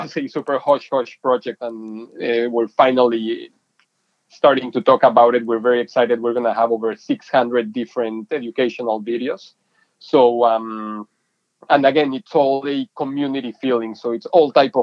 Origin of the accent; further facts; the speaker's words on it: Mexico City, Mexico; moved away as an adult; now in San Diego, United States; I'm originally from Mexico City. I was born and raised there and then moved to college to San Diego, to the University of San Diego, and never left San Diego